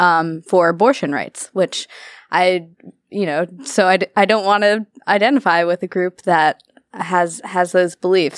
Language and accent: English; Arlington, United States; I'm from Arlington